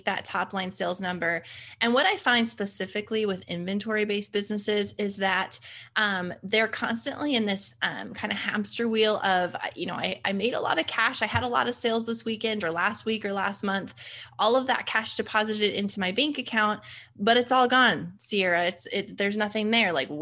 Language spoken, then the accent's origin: English; Fargo, North Dakota, United States; born and raised in Fargo, North Dakota, of all places.